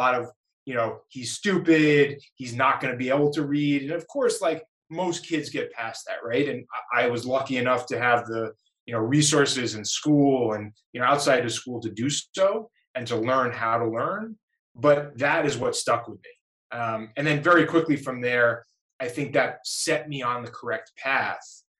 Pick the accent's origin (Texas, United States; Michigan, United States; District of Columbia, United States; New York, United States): New York, United States; also born or lived in Boston, Massachusetts; now in Las Vegas, United States; I grew up in New York, spent 10 years in Massachusetts and Boston, growing Grasshopper, but now Vegas